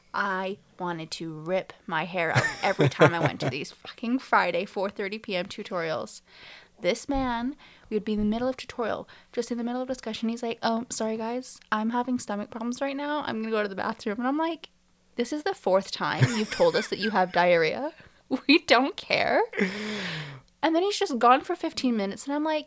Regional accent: England, United Kingdom; I'm English.

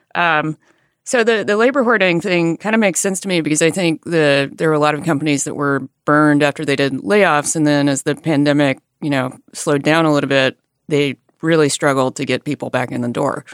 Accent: Alabama, United States; moved away; I grew up in a rural area in Alabama

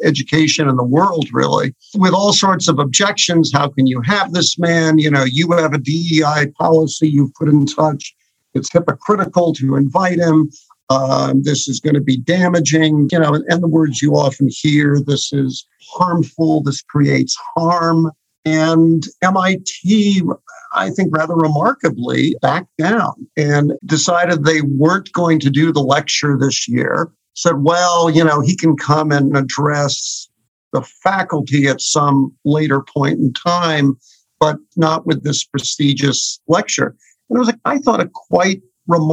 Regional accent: New York City, New York, United States; I grew up on the Upper West Side of Manhattan, a very, very liberal neighborhood

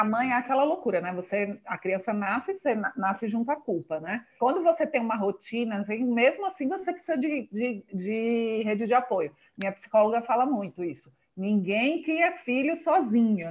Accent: Northeast Region, Brazil; moved away as an adult; also born or lived in Natal; now in São Paulo, Brazil; eu sou do Nordeste

